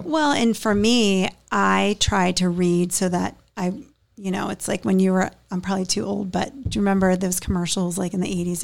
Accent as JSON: {"language": "English", "town": "Pittsburgh", "region": "Pennsylvania", "country": "United States", "moved": "yes", "lives_now": "Hammonton, United States", "said": "I'm from Pittsburgh"}